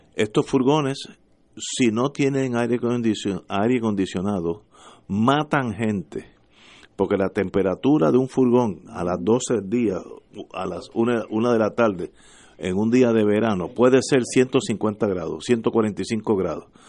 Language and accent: Spanish; Puerto Rico; uno es puertorriqueño